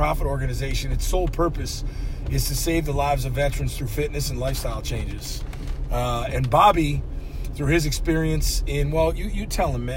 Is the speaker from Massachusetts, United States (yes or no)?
yes; Massachusetts, United States; I am white Irish from Massachusetts